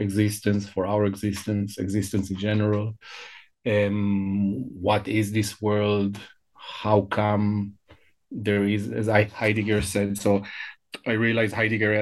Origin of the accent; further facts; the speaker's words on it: Israel; first language Hebrew; English is a second language; moved away; also born or lived in Hamburg, Germany; I was born and I grew up in Israel